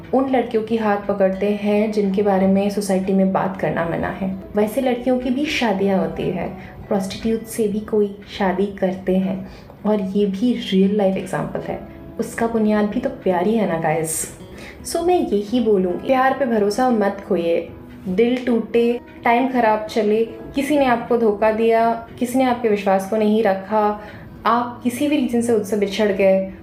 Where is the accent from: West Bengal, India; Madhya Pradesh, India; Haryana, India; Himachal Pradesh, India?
West Bengal, India; Kolkata; moved away as an adult; now in Mumbai, India; मैं born and brought up Calcutta से हूँ मैं एक बंगाली हूँ बट अभी मैं मुंबई में रहती हूँ